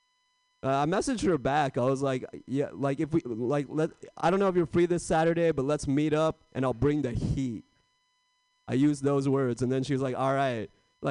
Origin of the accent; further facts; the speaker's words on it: India; now in United States; I'm Indian, if you couldn't tell, and I like being Indian, but I feel like I missed the prime time to be Indian in America.